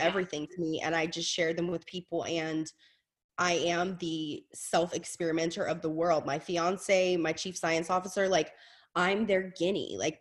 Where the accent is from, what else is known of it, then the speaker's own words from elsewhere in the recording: Louisiana, United States; I'm from Louisiana. My mother's Southern.